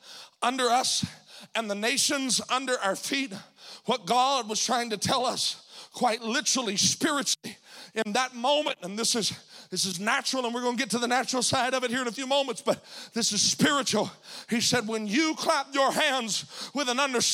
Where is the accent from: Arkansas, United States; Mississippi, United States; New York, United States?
Mississippi, United States; moved away as an adult; now in Spokane, United States; this little Mississippi boy